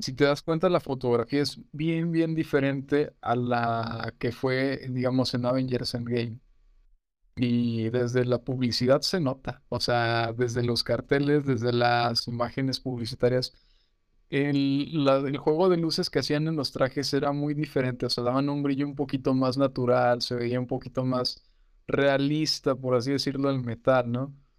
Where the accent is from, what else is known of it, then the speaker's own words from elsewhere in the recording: Mexico; nosotros como mexicanos